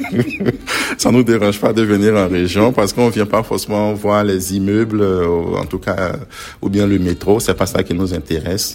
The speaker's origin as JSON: {"language": "French", "town": "Dabou", "region": "Lagunes", "country": "Côte d’Ivoire", "tie": "born or raised there", "also_born_or_lived": "Abidjan, Côte d'Ivoire", "moved": "as an adult", "lives_now": "Beauce, Quebec, Canada", "said": "en Côte d'Ivoire, mon parcours, mon enfance, j'étais dans une ville du sud la Côte d'Ivoire qu'on appelle la ville de Dabou."}